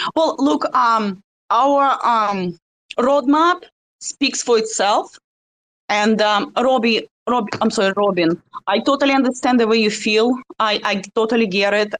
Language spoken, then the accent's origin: English; Russia; accent: Russian; my russian accent